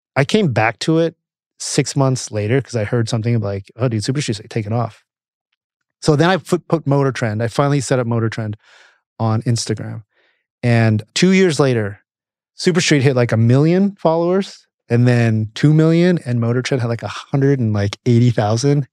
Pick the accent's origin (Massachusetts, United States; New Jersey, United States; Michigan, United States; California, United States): California, United States; Camarillo; also born or lived in St. Louis, Missouri; our town, little town of Camarillo. My parents moved there in the 70s. Actually, I was born in St. Louis